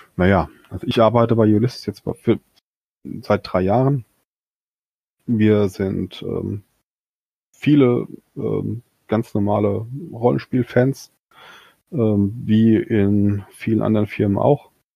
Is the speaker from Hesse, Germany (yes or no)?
yes; Limburg an der Lahn, Hesse, Germany; ist ja irgendwo meine Heimatstadt ist